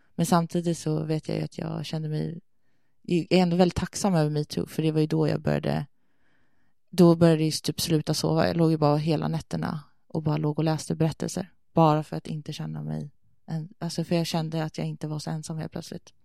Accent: Sweden; moved away as an adult; also born or lived in Denmark / Thailand; jag kan inte flytta hem till Sverige

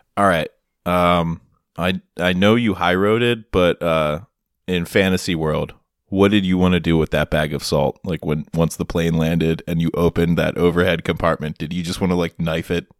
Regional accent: United States; as an American over in, in Germany

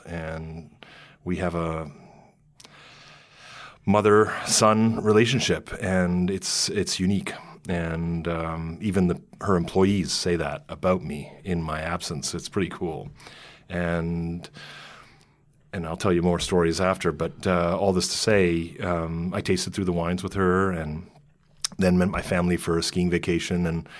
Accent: Toronto, Ontario, Canada; now in New York, United States; I'm a boy from Toronto, Ontario, Canada.

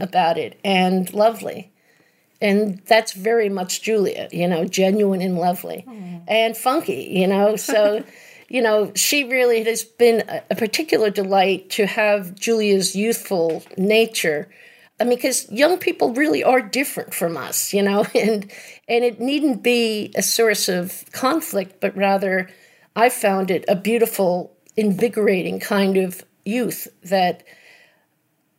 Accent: New York, United States; I grew up right outside of New York City

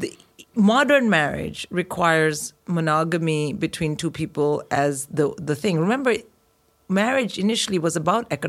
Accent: India; growing up in India

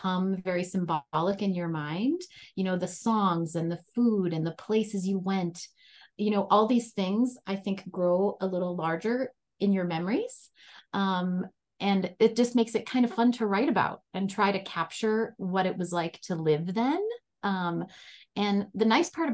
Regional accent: North Dakota, United States; moved away as an adult; I grew up in North Dakota and I was there through college.

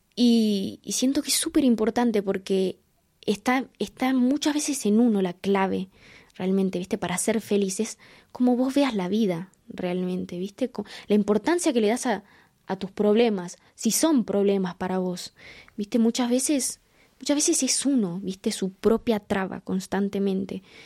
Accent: Quilmes, Buenos Aires Province, Argentina; nací en Quilmes, en Argentina

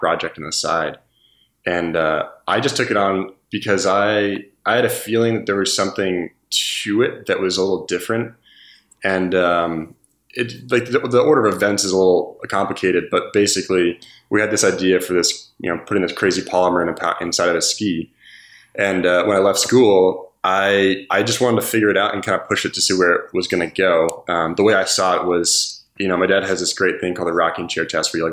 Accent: Vermont, United States; also born or lived in Wheaton, Illinois / Clarkson University, upstate New York; moved to Vermont when I was 4. And yeah, basically been here ever since

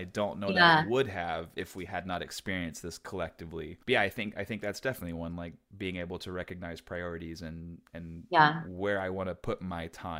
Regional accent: Texas, United States; moved away as an adult; also born or lived in Orange County, California; now in Los Angeles, United States; I grew up in Texas, and then I moved to LA in 2006, and then I was in Orange County about, I guess, like 45 minutes south of LA from 2009 until last year I moved back.

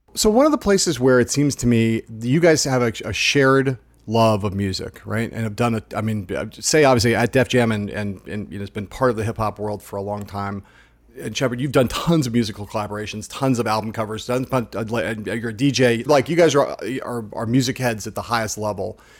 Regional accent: Los Angeles, California, United States; my hometown

